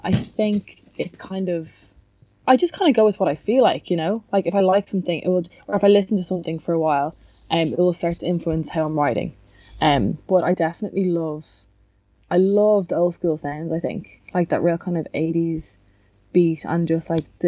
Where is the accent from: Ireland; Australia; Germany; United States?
Ireland; Dublin, Leinster; I'm from Dublin and I'm 25.